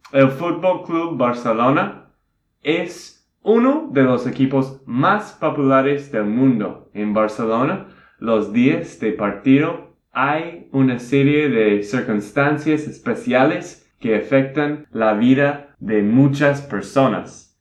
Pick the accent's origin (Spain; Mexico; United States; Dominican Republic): United States; Texas; Spanish is a second language; now in Colombia; de Texas, Estados Unidos